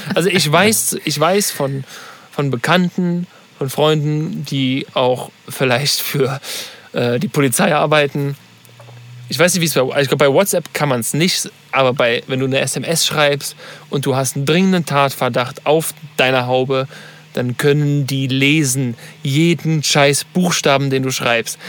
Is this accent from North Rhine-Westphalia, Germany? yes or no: yes; Cologne, North Rhine-Westphalia, Germany; Kölner, sage ich jetzt mal, als Deutscher